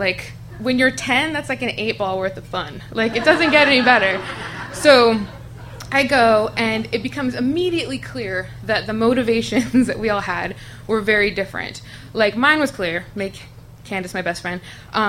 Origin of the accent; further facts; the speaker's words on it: Tucson, Arizona, United States; I was born and raised in Tucson, Arizona. When I was around 11, I lived in this apartment complex called Christopher City